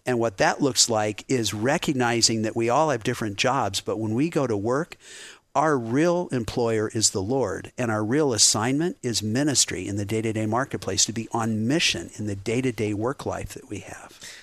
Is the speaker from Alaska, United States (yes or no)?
no; Boulder, Colorado, United States; now in Cincinnati, United States; I grew up in Boulder, Colorado, a real scenic place, but a very secular household.